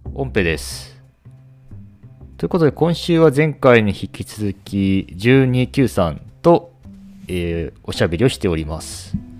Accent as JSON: {"language": "Japanese", "town": "Toyohashi", "region": "Aichi", "country": "Japan", "tie": "born or raised there", "moved": "yes", "lives_now": "Fukuoka, Japan", "said": "私のまあ豊橋の、うん、まあ、豊橋技科大がある豊橋の出身なんで、まあ、実家もそこ"}